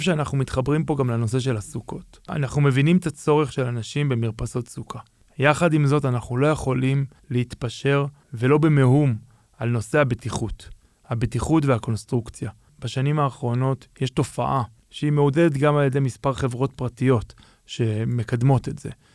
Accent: Jerusalem, Jerusalem District, Israel; נולדתי בשוק, מה שנקרא, גדלתי בשוק, ההורים שלי היה להם חנות בשוק

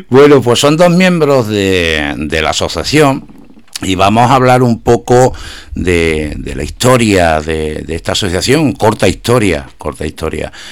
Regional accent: Bujalance, Andalusia, Spain; aquí hemos vuelto con, con, las cosas de mi pueblo en Bujalance Radio

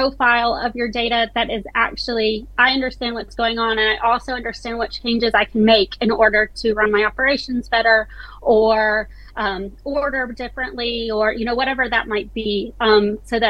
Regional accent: United States; accent: American; moved away as an adult; now in South Yorkshire, United Kingdom; my American family thinks I'm British now

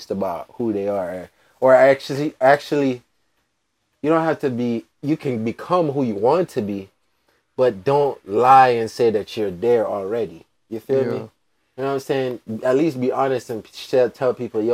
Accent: Jamaica; now in United States; I'm Jamaican

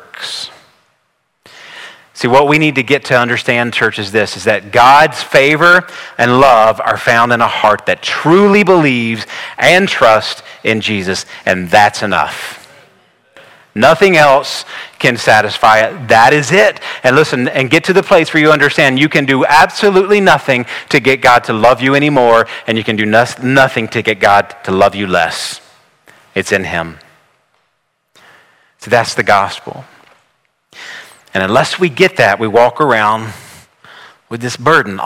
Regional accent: the South, United States; I grew up here in the South

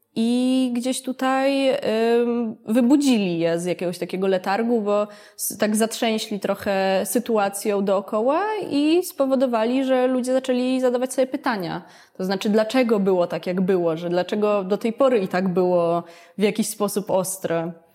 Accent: Warsaw, Masovian Voivodeship, Poland; ja akurat byłam jednym z wyjątków, e, który został w Warszawie

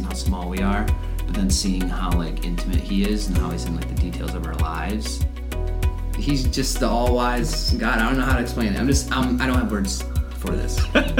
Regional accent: Detroit, Michigan, United States; now in Georgia, United States; I'm from Detroit, Michigan.

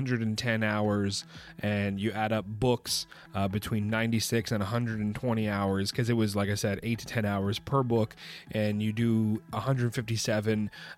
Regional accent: Canada; I'm from Canada. If you weren't aware of that.

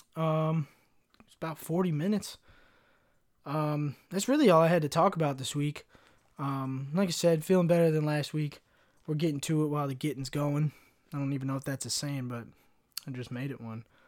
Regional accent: Kentucky, United States; growing up in Kentucky, wanting to be a rapper

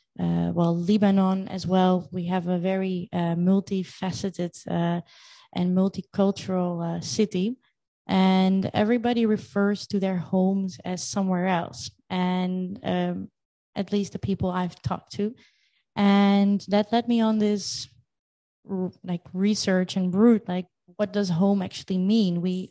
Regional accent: Netherlands; also born or lived in Crimea, Ukraine / Paris / Moscow / Hong Kong; I was born in Crimea, which makes me half Ukrainian and half Russian by blood. And since I'm two, I moved to the Netherlands.

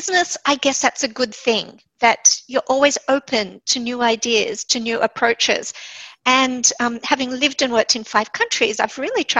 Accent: Sydney, New South Wales, Australia; moved away as an adult; also born or lived in Japan / New York / San Francisco / Israel; when I came home to Sydney, which is my hometown

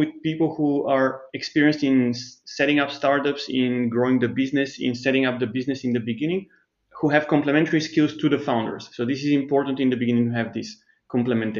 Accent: Bulgaria; moved away as an adult; also born or lived in Germany / Switzerland; I grew up in Bulgaria, but then I moved to Germany and Switzerland

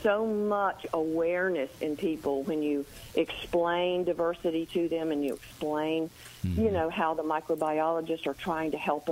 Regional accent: the South, United States; I'm from the South, and that's what my mother said, stop eating that dirt.

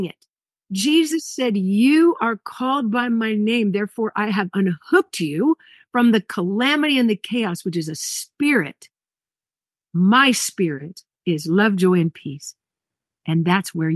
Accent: Hawaii, United States; I'm from Hawaii, so I know about tsunamis

